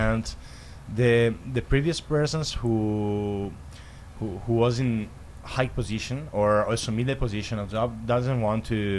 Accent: Italy; English is a second language; moved away; I come from Italy

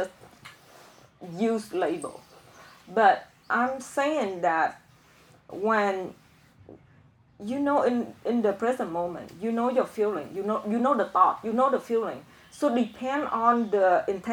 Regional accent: Vietnam; English is a second language; moved away; I'm from Vietnam

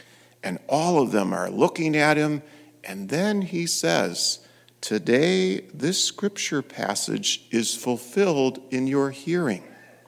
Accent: Fowlerville, Michigan, United States; I grew up in Fowlerville

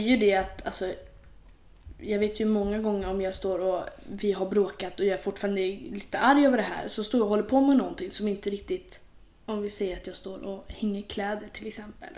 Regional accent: Sweden; Vi är ju svenskar.

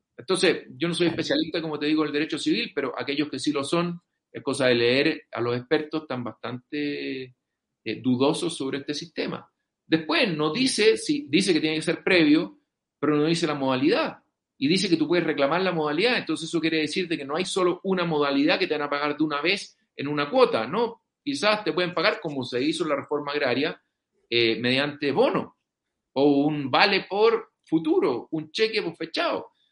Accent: Chile; nosotros como chilenos

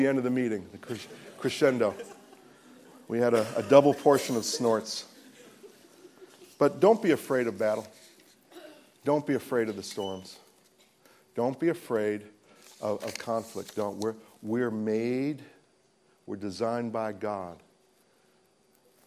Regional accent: United States; I'm an American

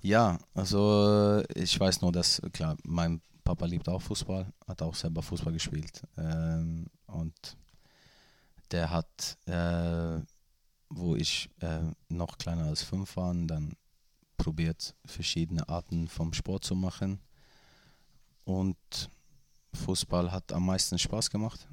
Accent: Gothenburg, Västra Götaland, Sweden; German is a second language; moved away; ich komme ja aus, aus Göteborg

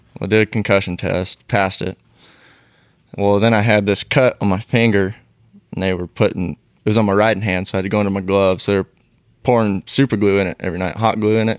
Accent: Canby, Oregon, United States; I grew up in Canby, Oregon

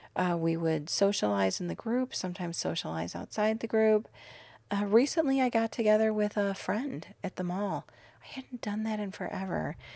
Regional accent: Illinois, United States; now in Arizona, United States; I grew up in Illinois

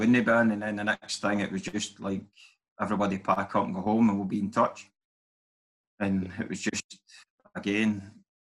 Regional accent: Kilwinning, Scotland, United Kingdom; I grew up in Kilwinning.

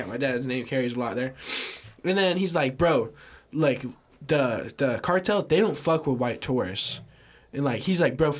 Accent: United States; I'm American

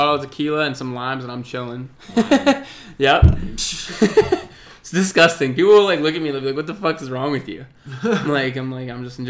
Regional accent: Johnstown, Pennsylvania, United States; So I'm from Johnstown.

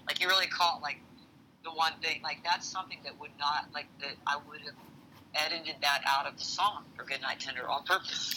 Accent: the American South, United States; being a Southerner

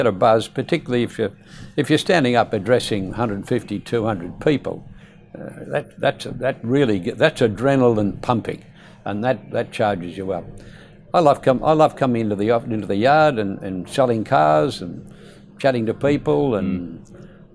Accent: Perth, Western Australia, Australia; also born or lived in East Fremantle; I was born in Beaconsfield. And in those days, that part of Perth was what the economists would call a low socio-economic demographic.

